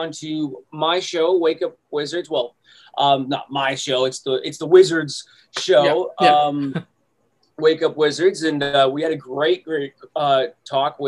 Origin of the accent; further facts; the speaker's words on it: Canada; I'm from Canada